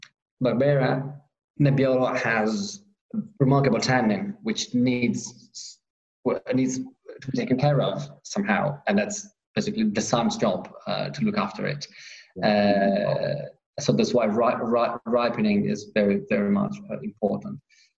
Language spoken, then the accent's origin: English; Piedmont, Italy; specifically we are from the Monferrato part of it. The name of this area is Alto Monferrato, is because we are on those hills, in that part of hills, slowly going towards the mountains, dividing us from Liguria and then the seaside.